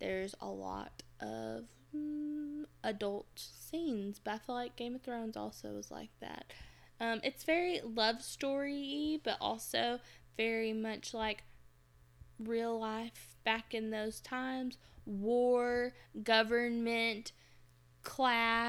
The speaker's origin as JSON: {"language": "English", "region": "Alabama", "country": "United States", "tie": "born or raised there", "said": "I was born and raised in Alabama"}